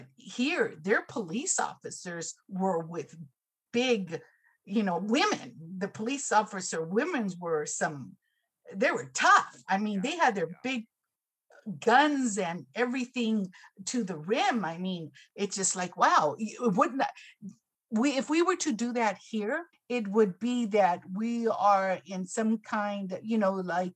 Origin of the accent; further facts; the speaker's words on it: Los Angeles County, California, United States; also born or lived in Orange County, California; I grew up in Los Angeles County. I now lived in Orange County for about 10 plus years